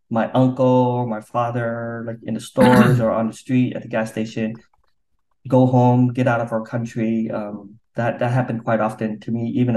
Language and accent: English; Provo, Utah, United States; also born or lived in Vietnam; now in Orange County, United States; I grew up in Provo, Utah